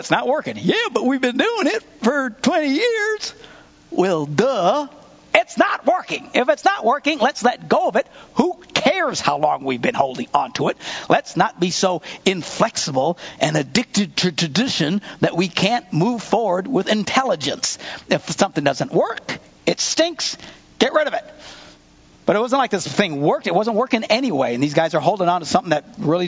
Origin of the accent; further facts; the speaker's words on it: Wisconsin, United States; we're from Wisconsin.